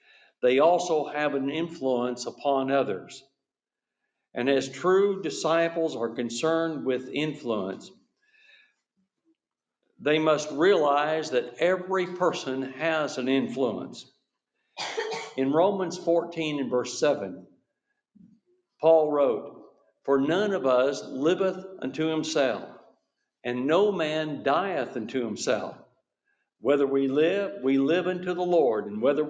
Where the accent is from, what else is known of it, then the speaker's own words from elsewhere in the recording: Kansas, United States; I'm from Kansas